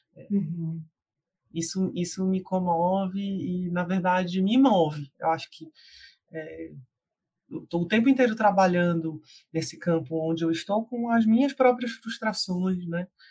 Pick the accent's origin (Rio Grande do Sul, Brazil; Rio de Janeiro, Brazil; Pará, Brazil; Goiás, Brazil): Pará, Brazil; Belém; eu ser de Belém do Pará, né? Eu sou uma mulher amazônica